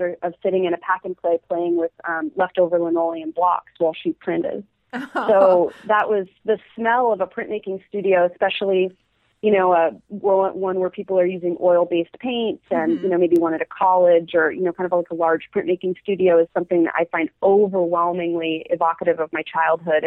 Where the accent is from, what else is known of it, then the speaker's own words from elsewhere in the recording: Eugene, Oregon, United States; also born or lived in Vancouver, British Columbia / California; I grew up in Eugene, Oregon.